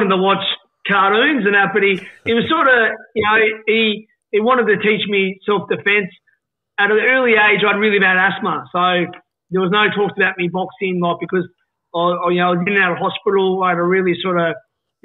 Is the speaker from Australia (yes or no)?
yes; Hobart, Tasmania, Australia; moved away; also born or lived in Sydney; I grew up in Warrane, Mornington.